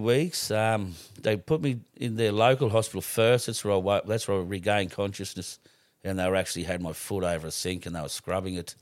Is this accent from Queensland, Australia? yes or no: yes; Rockhampton, Queensland, Australia; also born or lived in Stanage Bay; I was born in Rockhampton, simply born here and, uh, attended, uh, a couple of schools